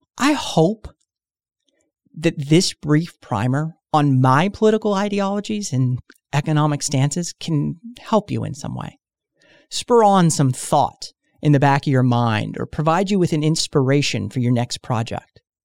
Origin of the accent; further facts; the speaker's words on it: United States; speaking as an American